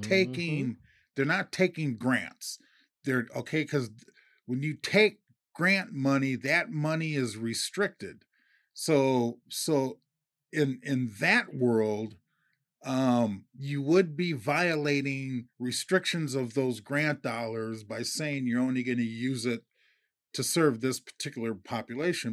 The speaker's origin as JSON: {"language": "English", "region": "Minnesota", "country": "United States", "said": "I'm from Minnesota"}